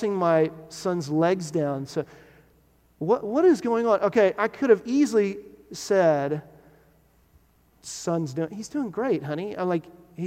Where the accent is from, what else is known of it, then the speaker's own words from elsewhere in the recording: Texas, United States; When I was growing up in Texas, my family, we had a house that was built in the 70s